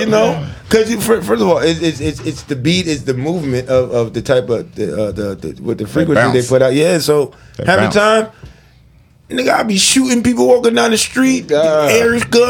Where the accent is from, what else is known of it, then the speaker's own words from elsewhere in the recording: Midwest, United States; I'm from the Midwest.